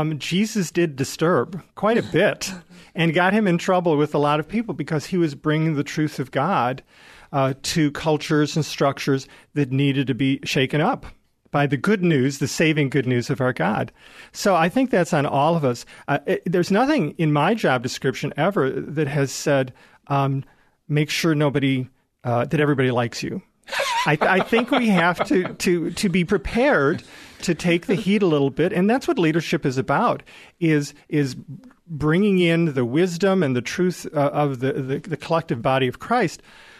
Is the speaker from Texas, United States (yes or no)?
no; Chicago, Illinois, United States; moved away as an adult; now in Des Moines, United States; I'll blame growing up in the Chicago area for that.